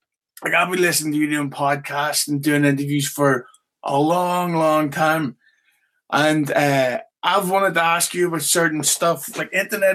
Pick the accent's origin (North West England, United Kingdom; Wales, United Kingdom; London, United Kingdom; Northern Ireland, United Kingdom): Northern Ireland, United Kingdom; Belfast